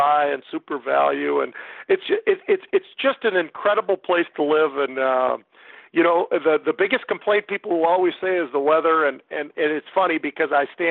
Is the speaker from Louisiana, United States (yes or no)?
no; Bay Area, California, United States; also born or lived in Minneapolis, Minnesota / Chicago / Connecticut / Tampa; now in Minnesota, United States; born and raised in the Bay Area, California